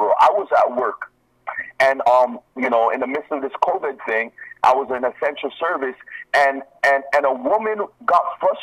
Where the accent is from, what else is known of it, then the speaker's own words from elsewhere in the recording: Nigeria; moved away; I am from Africa. Yes. I am from Nigeria